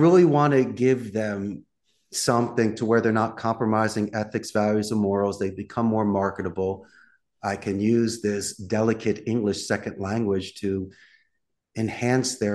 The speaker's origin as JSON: {"language": "English", "town": "Philadelphia", "region": "Pennsylvania", "country": "United States", "tie": "born or raised there", "also_born_or_lived": "Arizona", "moved": "as an adult", "lives_now": "Costa Rica", "said": "I'm originally from Northeast Philadelphia, graduated the proud Abington High School back in the day."}